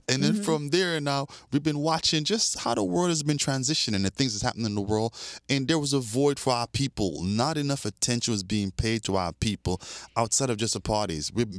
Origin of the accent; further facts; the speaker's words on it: New York, United States; also born or lived in Sint Maarten / Europe; now in Miami, United States; But yeah, I was born in the Dutch Caribbean in St. Martin and grew up in New York and Europe as well.